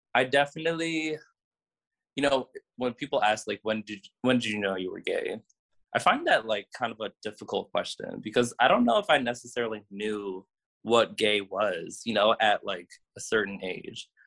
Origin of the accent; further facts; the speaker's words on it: Cleveland, Ohio, United States; my brothers and I, we were all born and raised in Cleveland